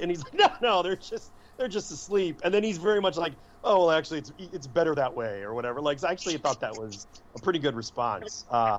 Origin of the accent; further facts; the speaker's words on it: Chicago, Illinois, United States; I'm from Chicago